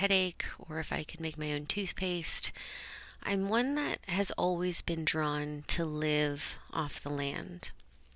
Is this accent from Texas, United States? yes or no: no; Orange County, California, United States; also born or lived in Los Angeles, California; I was born in Los Angeles, but I ended up moving down to Orange County once my parents, decided they wanted to move on up for a better life for themselves.